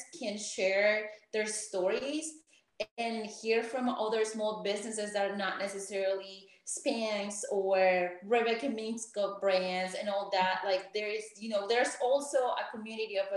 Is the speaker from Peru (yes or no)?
yes; Peru; moved away as an adult; also born or lived in Arizona, United States / New York, United States; now in Atlanta, United States; Growing up in Peru, financial education to girls or women is almost non-existent